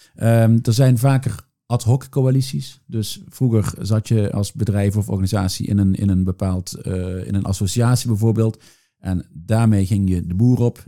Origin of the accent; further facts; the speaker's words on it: Netherlands; now in Brussels, Belgium; ik ben Nederlander, maar ik loop hier rond voor een Amerikaans bedrijf.